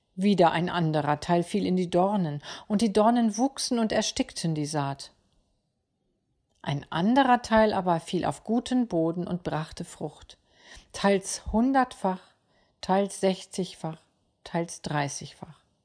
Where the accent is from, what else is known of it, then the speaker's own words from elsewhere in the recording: Schleswig-Holstein, Germany; Bei uns in Schleswig-Holstein